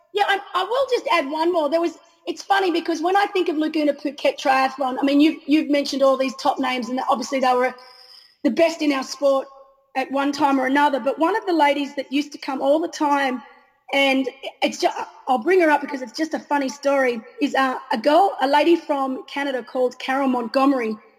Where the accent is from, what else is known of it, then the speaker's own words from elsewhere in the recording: Australia; being an Australian